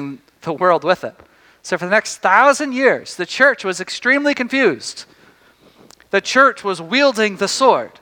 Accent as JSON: {"language": "English", "town": "Tyler", "region": "Texas", "country": "United States", "tie": "born or raised there", "moved": "yes", "said": "I grew up in Tyler, Texas."}